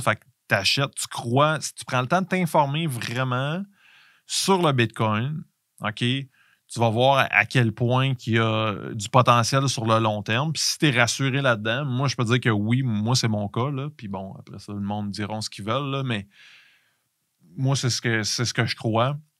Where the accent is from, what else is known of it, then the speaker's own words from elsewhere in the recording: Canada; en tant que Canadien